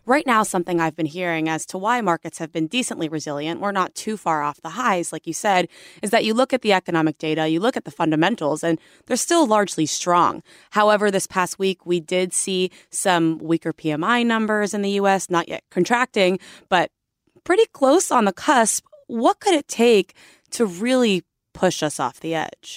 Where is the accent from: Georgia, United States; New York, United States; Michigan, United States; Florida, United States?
Florida, United States; South; I am from South Florida as well